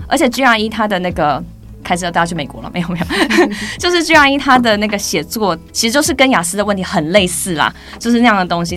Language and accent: Chinese; Taiwan; also born or lived in United Kingdom; 我们这种土生土长的老师，嗯、可能。都是在大学以后才到国外的